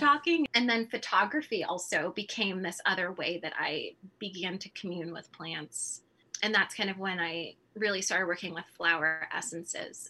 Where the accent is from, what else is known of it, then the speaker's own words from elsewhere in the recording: California, United States; moved away as an adult; now in Midwest, United States; I was born in California, which I think is a very far cry from where I am today, which is the middle of winter in the Midwest.